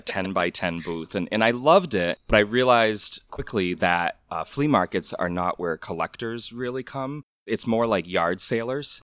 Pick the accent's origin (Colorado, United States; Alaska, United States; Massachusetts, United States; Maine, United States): Massachusetts, United States; Orange; I remember as, like, a seven-year-old boy growing up in Orange, Massachusetts